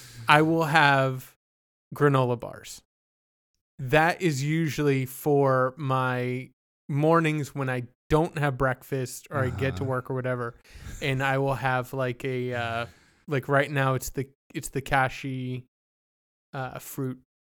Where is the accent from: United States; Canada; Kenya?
Canada; born there; And I was born in Canada. We snack differently up there.